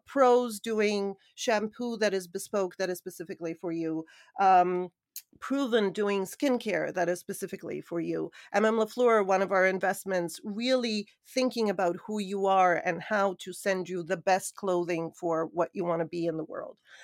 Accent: Hamilton, Ontario, Canada; moved away as an adult; also born or lived in Sofia, Bulgaria / New York; I grew up in Canada, moved to New York at, I believe it was around twenty-one

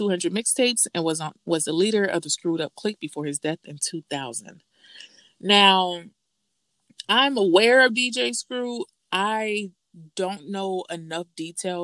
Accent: Miami, Florida, United States; growing up in the South, well, Miami

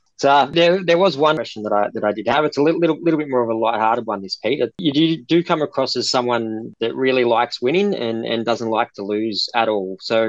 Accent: Wagga Wagga, New South Wales, Australia; moved away; I'm born and bred in Wagga in New South Wales, so I'm a country New South Welshman, born and bred. So it took me a long time to get into AFL, but I've been down here for 20 years now

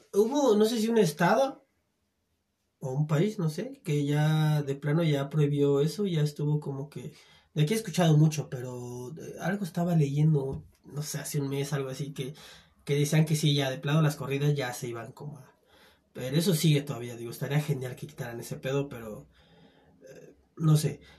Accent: Sumidero, Chiapas, Mexico; moved away; en mi tierra, güey, en de Sumidero

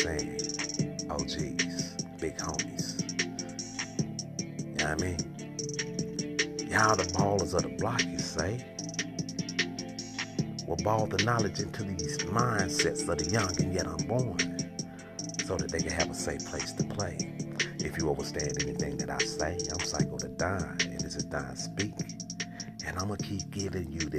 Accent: St. Louis, Missouri, United States; born and raised in the Academy Courts, Westside St. Louis.

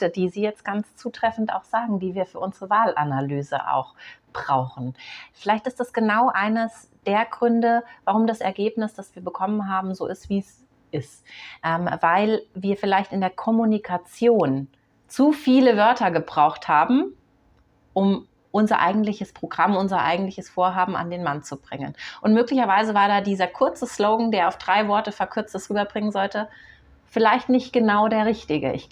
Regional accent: Munich, Bavaria, Germany; Ich bin Münchner Kind, ich bin in dieser Stadt geboren, ich bin in der Stadt aufgewachsen und ich nehme sehr, sehr viele Veränderungen an meiner Stadt wahr.

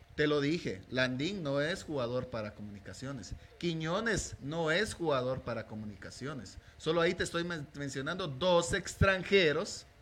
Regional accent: Guatemala; como guatemalteco

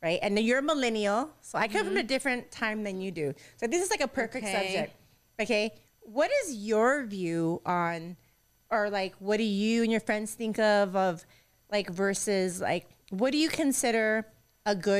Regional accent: United States; we're come from America

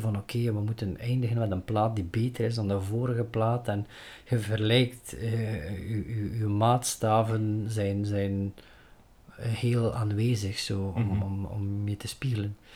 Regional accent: Flanders, Belgium; we zijn Belgen, we zijn, we zijn Vlaming

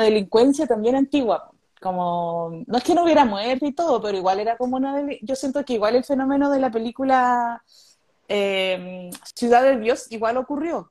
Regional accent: Conchalí, Santiago Metropolitan Region, Chile; also born or lived in Ñuñoa; yo viví en Conchalí hasta los 10 años

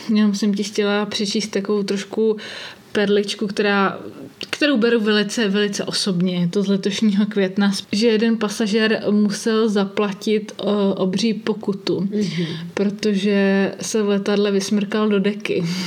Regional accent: Brno, South Moravian Region, Czechia; u nás v Brně

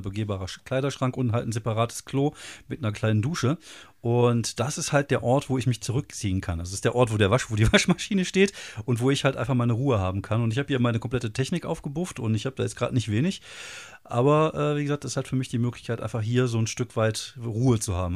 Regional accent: Wuppertal, North Rhine-Westphalia, Germany; Ich komme aus Wuppertal

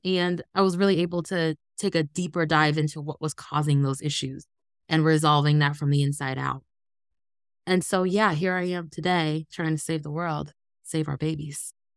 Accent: Ohio, United States; also born or lived in Los Angeles, California; when I was nine, my grandfather got sick in Ohio

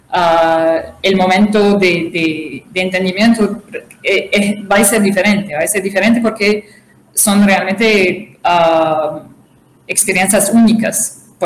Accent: Tripoli, Tripoli District, Libya; also born or lived in Brazil / Canada; Yo, la realidad, nací en Brasil, pero crecí

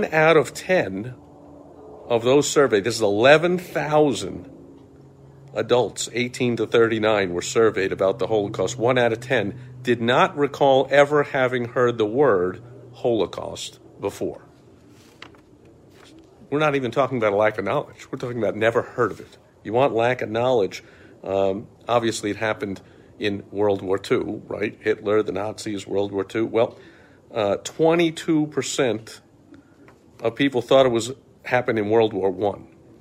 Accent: New York, United States; as a kid growing up in New York

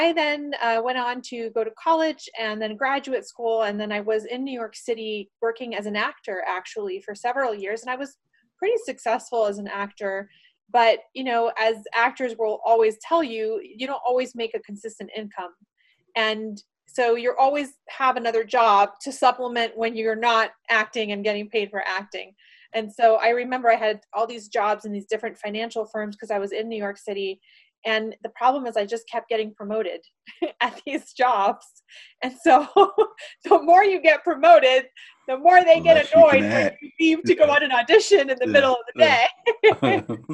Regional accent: Panama; I was born in Panama, the country of Panama, and I was not so fortunate to be growing up in the country when we ended up getting a dictator

